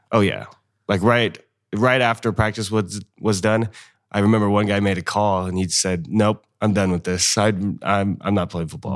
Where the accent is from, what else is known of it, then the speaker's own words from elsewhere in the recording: North Highlands, California, United States; moved away as an adult; now in Fresno, United States; I'm originally from North Highlands, so that's, uh, the northern part of Sacramento